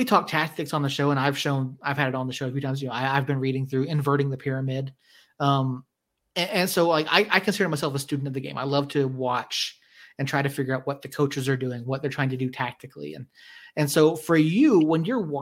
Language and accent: English; the South, United States; I grew up in the South